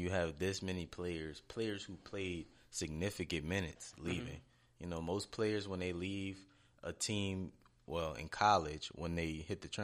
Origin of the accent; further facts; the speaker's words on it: Slidell, Louisiana, United States; I'm from Slidell